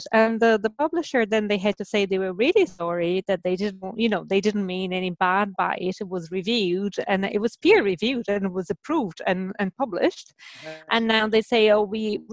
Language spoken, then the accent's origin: English; Brazil; moved away as an adult; also born or lived in Germany / London, United Kingdom; now in Ireland; I was born in Brazil, and so I did my undergrad in between Brazil and Germany, and then I moved to the UK, to London